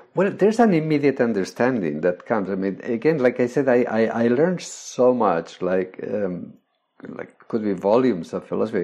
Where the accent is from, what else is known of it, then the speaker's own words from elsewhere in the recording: Spain; I was born in Spain. I grew up during Franco's days